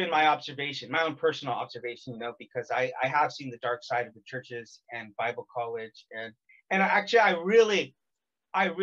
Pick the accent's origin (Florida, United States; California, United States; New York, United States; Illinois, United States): California, United States; I'm from California